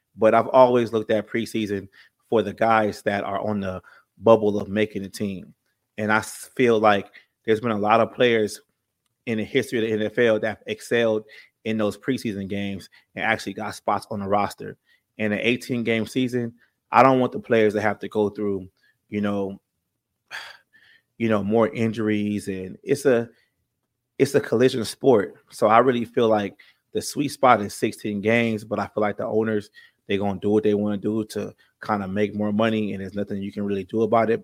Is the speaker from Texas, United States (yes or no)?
no; California, United States; I'm from California. I live in San Bernardino right now